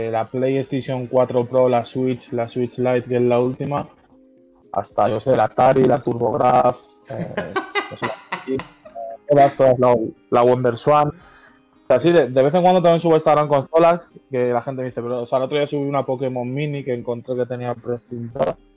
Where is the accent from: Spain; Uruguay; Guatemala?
Spain; Parla, Community of Madrid; Y nada, soy de Parla, soy de aquí de Madrid. Eh, nací aquí y aquí me he criado. Bueno, he estado viviendo en otros sitios, pero bueno, vuelto aquí siempre volvemos